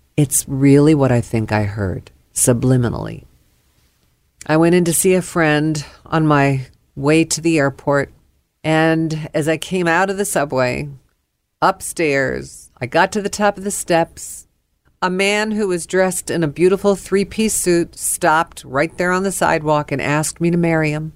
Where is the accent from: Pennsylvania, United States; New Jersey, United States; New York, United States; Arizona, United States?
New York, United States; now in Dallas, United States; I am a New Yorker.